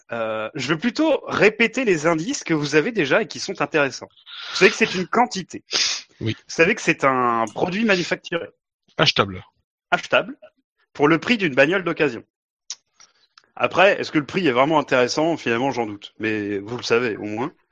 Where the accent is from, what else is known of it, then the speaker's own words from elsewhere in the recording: France; nous sommes français!